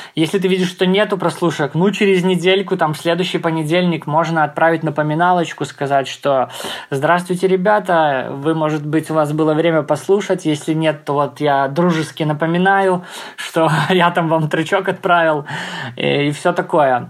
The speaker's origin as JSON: {"language": "Russian", "town": "Grodno", "region": "Grodno Region", "country": "Belarus", "tie": "born or raised there", "said": "в родном городе, да, в Гродно, где я живу"}